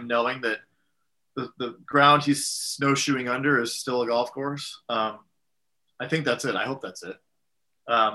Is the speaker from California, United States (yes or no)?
yes; San Diego, California, United States; San Diego is my hometown